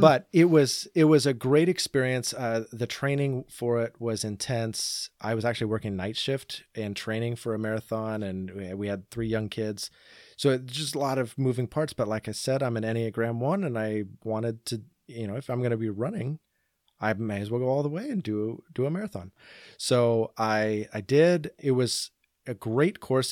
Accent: Portland, Oregon, United States; also born or lived in Boring, Oregon; I grew up in and around the Portland area.

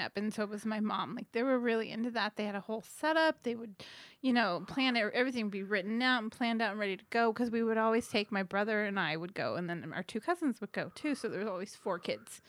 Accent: Hemet, California, United States; I grew up in Hemet in the Diamond Valley area

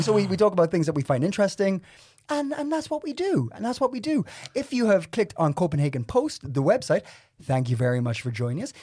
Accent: Ireland; now in Denmark; I'm Irish

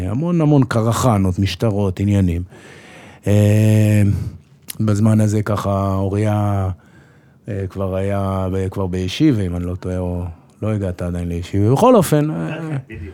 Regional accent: Jerusalem, Jerusalem District, Israel; also born or lived in Safed; אז נולדתי בצפת, מאוד מהר עברנו לירושלים, גדלתי בירושלים קצת, ברמות

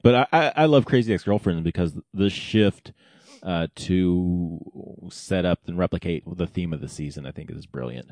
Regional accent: Oklahoma, United States; growing up in Oklahoma, we had the, the Sunday Night Movie Club

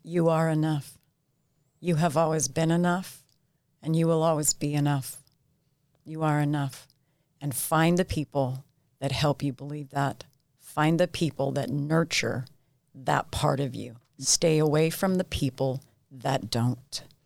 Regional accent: Ephraim, Utah, United States; also born or lived in St. George, Utah; I grew up, uh, yeah, in Ephraim, absolutely loved it.

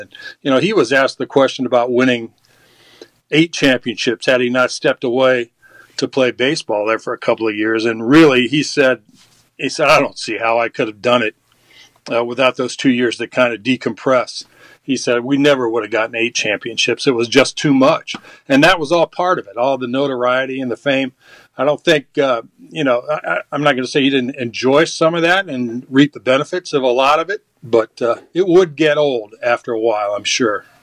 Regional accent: Elmhurst, Illinois, United States; Elmhurst College, which uh, is in my hometown, Elmhurst.

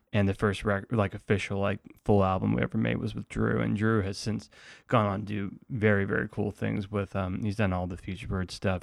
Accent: Atlanta, Georgia, United States; also born or lived in Indiana; now in Athens, United States; I grew up in Atlanta

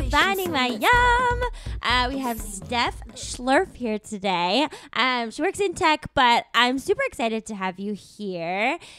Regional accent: Tucson, Arizona, United States; I went to the University of Arizona. I'm from Tucson, Arizona.

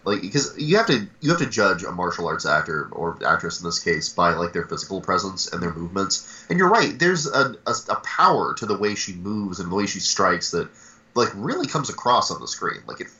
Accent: Midwest, United States; I'm from the Midwest

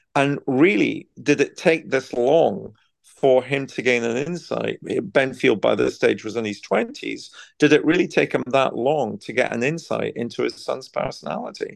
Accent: Scotland, United Kingdom; moved away as an adult; now in Buckingham, United Kingdom; my hometown in Scotland

